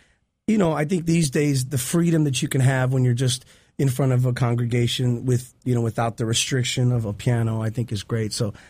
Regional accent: Chicago, Illinois, United States; Chicago. I grew up in Chicago.

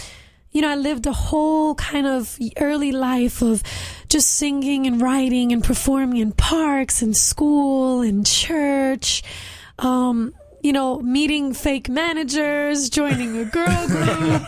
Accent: New York City, New York, United States; I'm a Puerto Rican girl from Bushwick, Brooklyn

